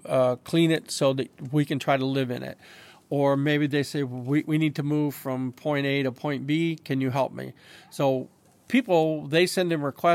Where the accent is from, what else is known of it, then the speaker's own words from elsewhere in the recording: Indiana, United States; So I'm from Indiana. And in Indiana, I'm a biker